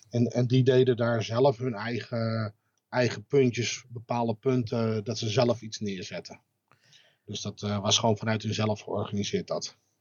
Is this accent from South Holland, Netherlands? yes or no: no; Amsterdam, North Holland, Netherlands; moved away as an adult; now in Zaandam, Netherlands; geboren in Amsterdam, woon sinds tweeduizend zes in Zaandam.